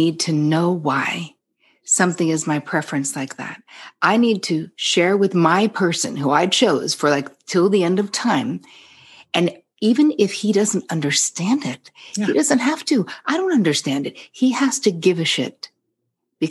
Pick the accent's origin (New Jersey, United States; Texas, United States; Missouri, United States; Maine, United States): New Jersey, United States; now in New York, United States; I'm from Jersey.